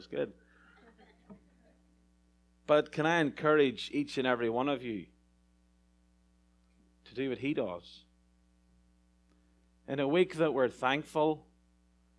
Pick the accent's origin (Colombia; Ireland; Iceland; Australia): Ireland; moved away as an adult; now in California, United States; As an Irishman coming to a far-off field, the west side of America, to California